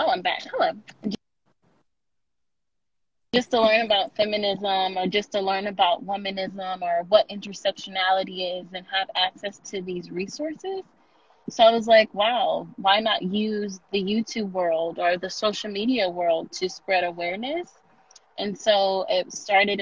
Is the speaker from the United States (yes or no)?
yes; Houston, Texas, United States; moved away as an adult; now in Dallas, United States; Originally, I'm from Houston, HVO, whatever. So I moved to Dallas area to go to UNT for undergrad, and then I stayed in Dallas